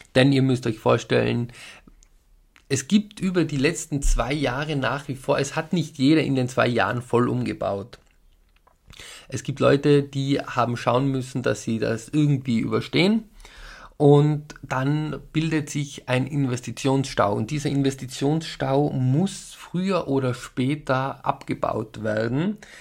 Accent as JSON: {"language": "German", "region": "Tyrol", "country": "Austria", "said": "bei uns in Tirol"}